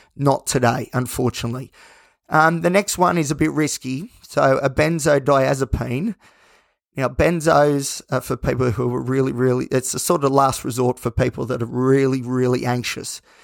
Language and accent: English; Australia; as an Aussie. It's all part of our, our very thin culture that we have